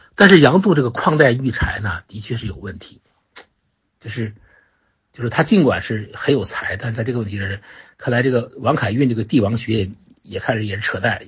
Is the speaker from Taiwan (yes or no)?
no; China; 我们中国人